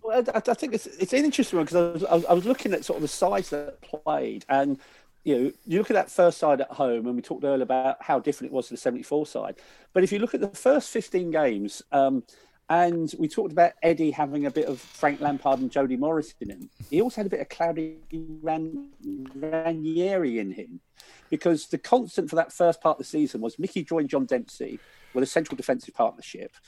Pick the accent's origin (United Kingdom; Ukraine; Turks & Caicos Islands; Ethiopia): United Kingdom; Willesden, London; grew up in Wills then, so I was surrounded by Q P R fans